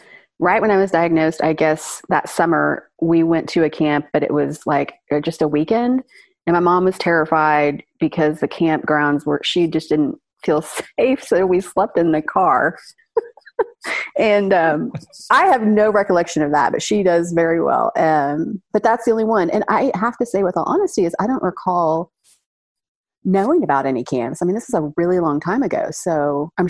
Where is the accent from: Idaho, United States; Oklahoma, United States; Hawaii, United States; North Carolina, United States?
Oklahoma, United States; Oklahoma City; my hometown of Oklahoma City